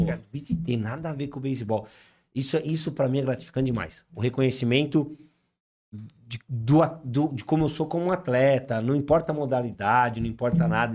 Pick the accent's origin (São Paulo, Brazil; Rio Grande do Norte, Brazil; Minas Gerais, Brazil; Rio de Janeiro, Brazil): São Paulo, Brazil; Atibaia; a gente é de Atibaia